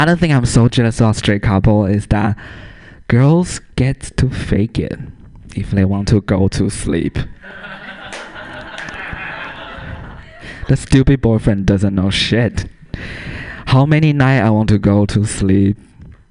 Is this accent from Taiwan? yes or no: yes; Taiwan; first language Mandarin Chinese; English is a second language; moved away as an adult; also born or lived in San Francisco; now in Portland, United States; I grew up in Taiwan